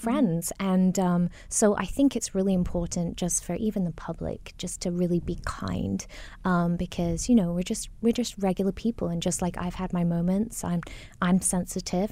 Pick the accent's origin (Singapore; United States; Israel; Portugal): Singapore; accent: mishmash of both my parents; also born or lived in Nottingham, United Kingdom; growing up in Singapore or in the U K, um, 'cause I majored in the U K, I went to Nottingham U, University of Nottingham